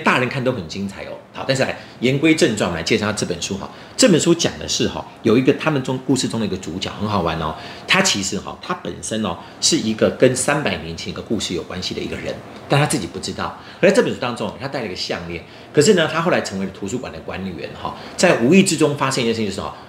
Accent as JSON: {"language": "Chinese", "country": "Taiwan", "said": "我们台湾人常常去大陆玩的时候啊，有时候会故意用台语在讲话"}